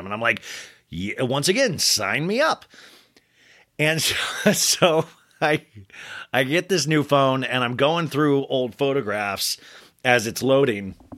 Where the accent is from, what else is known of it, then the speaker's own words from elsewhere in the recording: Olathe, Kansas, United States; I grew up in Kansas